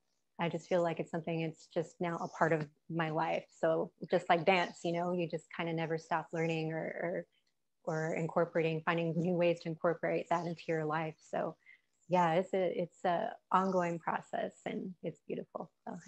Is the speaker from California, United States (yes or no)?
yes; Santa Ana, California, United States; also born or lived in Orange, California; where I'm from Santa Ana, Orange County, Southern California, West Side. born and raised, I was born in Orange, the city of Orange, and raised in Santa Ana. Those are my roots.